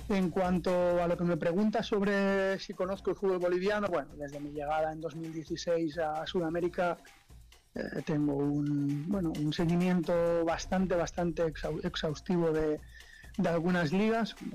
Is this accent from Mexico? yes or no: no; Spain; le podría decir que tengo 41 años, que, que soy español